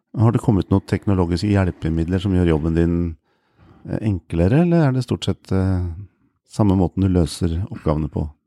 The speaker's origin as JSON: {"language": "Norwegian", "town": "Lillestrøm", "region": "Akershus", "country": "Norway", "tie": "born or raised there", "also_born_or_lived": "Lørenskog", "said": "jeg vokste sjøl opp på Romerike, i Lillestrøm og Lørenskog"}